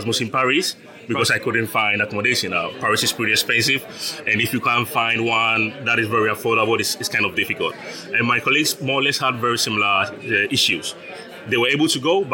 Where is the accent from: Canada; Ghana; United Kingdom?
Ghana; moved away as an adult; now in Zaragoza, Spain; I was born and raised in Ghana.